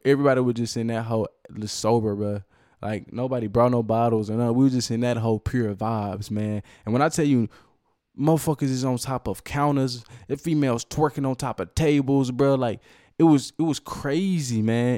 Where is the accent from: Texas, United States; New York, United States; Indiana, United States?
Texas, United States; Cedar Hill; also born or lived in Dallas, Texas / Oak Cliff / Duncanville; that's where I graduated high school from. It's really where I grew up